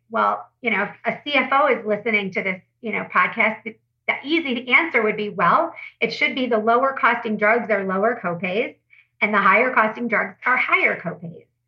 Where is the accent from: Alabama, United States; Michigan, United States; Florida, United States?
Michigan, United States; Detroit; I'm from Detroit